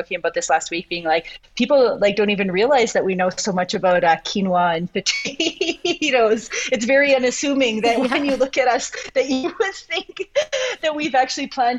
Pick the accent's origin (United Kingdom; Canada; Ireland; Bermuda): Canada; moved away as an adult; also born or lived in Peru; now in Guadalajara, Mexico; I'm Indigenous, and I am from Canada, and that is a big part of my story and a big part of where I come from